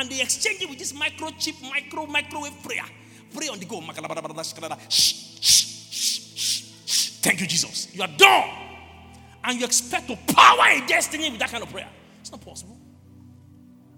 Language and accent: English; Lagos, Nigeria; moved away; I grew up in Lagos